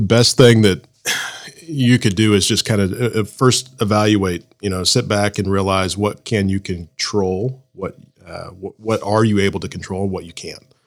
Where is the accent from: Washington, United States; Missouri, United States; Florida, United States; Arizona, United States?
Missouri, United States; Blue Springs; I was born and raised in Blue Springs. Uh, went to Blue Springs schools from kindergarten through uh, graduation at Blue Springs High School